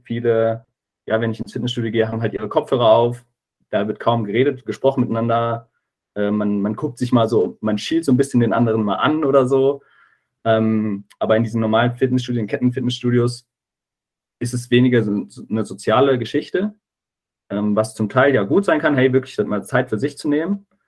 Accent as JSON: {"language": "German", "area": "near Giessen", "region": "Hesse", "country": "Germany", "said": "ich komme aus der Nähe von, von Gießen"}